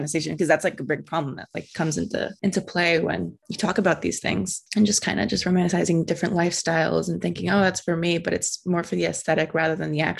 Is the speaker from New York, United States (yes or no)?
no; New Jersey, United States; I grew up in New Jersey